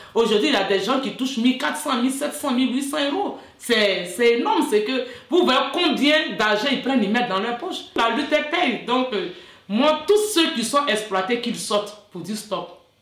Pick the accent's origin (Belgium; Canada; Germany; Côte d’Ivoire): Côte d’Ivoire; moved away as an adult; now in France; je viens de la Côte d'Ivoire, euh, je suis française aussi